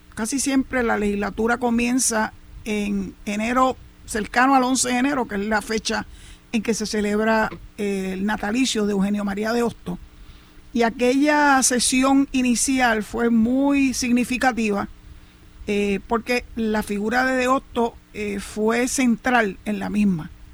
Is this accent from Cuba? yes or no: no; Puerto Rico; así somos las familias puertorriqueñas